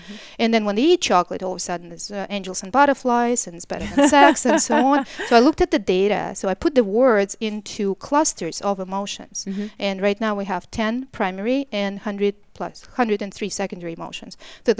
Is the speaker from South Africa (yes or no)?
no; Canada; What I'm saying, you're because I'm Canadian.